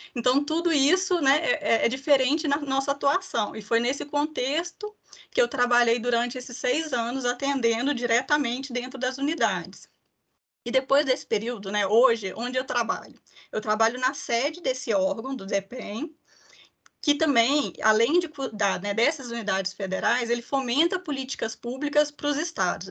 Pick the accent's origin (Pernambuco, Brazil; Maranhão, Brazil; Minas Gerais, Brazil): Minas Gerais, Brazil; Ipatinga; eu sou mineira de Patinga